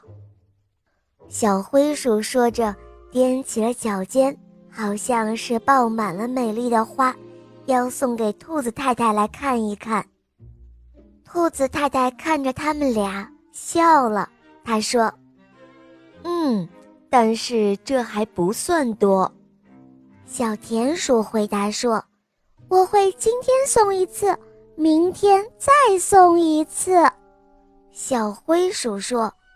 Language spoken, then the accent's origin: Chinese; Yangzhou, Jiangsu, China; 今年六岁了。我来自扬州